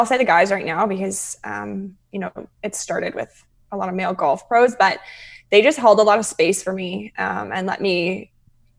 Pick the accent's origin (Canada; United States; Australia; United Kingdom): Canada; Calgary, Alberta; now in Vancouver, Canada; I'm originally from Calgary